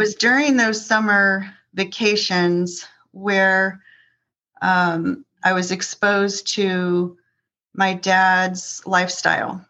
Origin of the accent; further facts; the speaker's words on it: Northern Virginia, United States; also born or lived in Columbus, Ohio; moved my younger sister and I to Northern Virginia